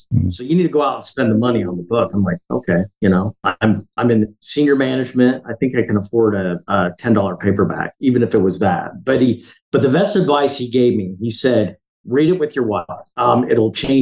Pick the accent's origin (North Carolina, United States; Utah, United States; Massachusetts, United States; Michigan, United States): Utah, United States; Heber City; The little town I grew up in Heber City